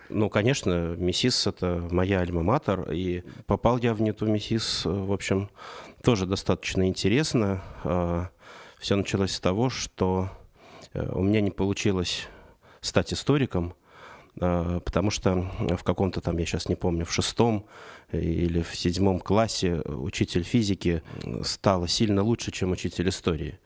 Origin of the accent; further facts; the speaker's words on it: Saratov Oblast, Russia; now in Moscow, Russia; я родился в Саратовской области, и переезд в Москву для 90-х это было событие.